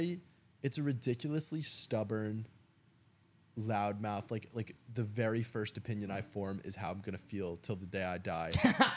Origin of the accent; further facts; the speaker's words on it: Central New Jersey, United States; I'm from Central New Jersey.